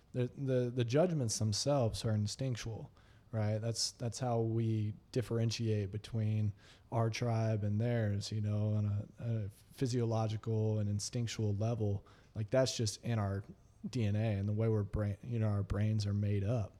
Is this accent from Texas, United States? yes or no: yes; Texas, United States; I'm a Texan